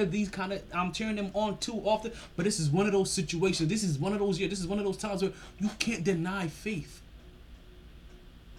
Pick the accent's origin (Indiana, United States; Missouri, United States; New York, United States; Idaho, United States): New York, United States; now in Miami, United States